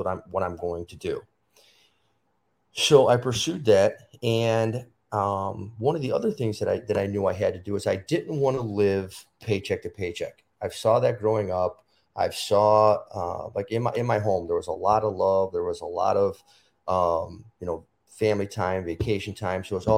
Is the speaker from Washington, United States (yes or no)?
no; Chicago, Illinois, United States; So, you know, I grew up in Chicago, went to school, got my master's, and ever since I was young, I always wanted to be a policeman.